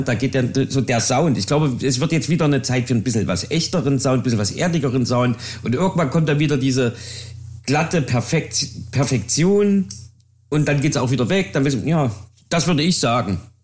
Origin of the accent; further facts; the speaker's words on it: Jena, Thuringia, Germany; ich komme ja aus Jena